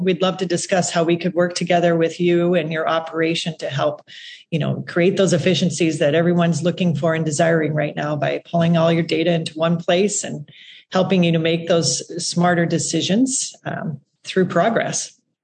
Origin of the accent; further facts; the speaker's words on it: South Dakota, United States; I come from South Dakota, so kind of the middle of agriculture, right? And uh, grew up there